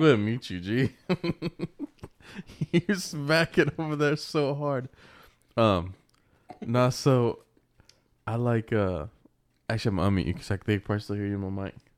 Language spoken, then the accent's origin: English; United States; As an American